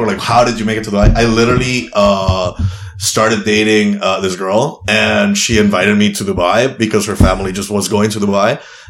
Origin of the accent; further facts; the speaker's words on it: Miami, Florida, United States; to feel like I'm a Latino that happens to be a comedian, or a comedian that happens to be Latino. I'm from Miami.